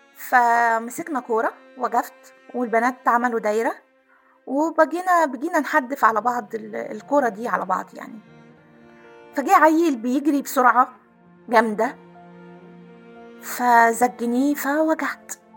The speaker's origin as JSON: {"language": "Arabic", "town": "Aswan", "region": "Aswan Governorate", "country": "Egypt", "tie": "born or raised there", "said": "كنا ساكنين في قلب مدينة أسوان"}